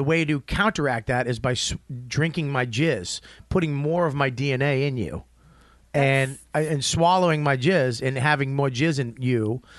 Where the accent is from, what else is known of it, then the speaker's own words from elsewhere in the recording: Australia; And I'm from Australia.